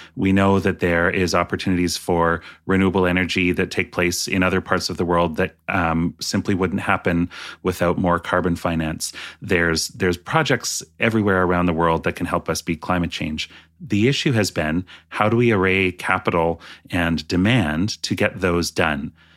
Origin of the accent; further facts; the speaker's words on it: British Columbia, Canada; also born or lived in Vernon; I grew up in British Columbia